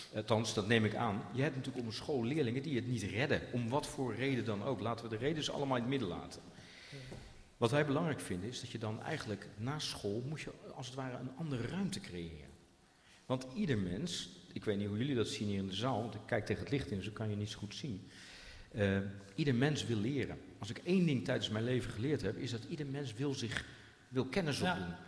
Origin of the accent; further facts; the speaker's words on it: Rotterdam, South Holland, Netherlands; now in Zutphen, Netherlands; ik kom zelf uit Rotterdam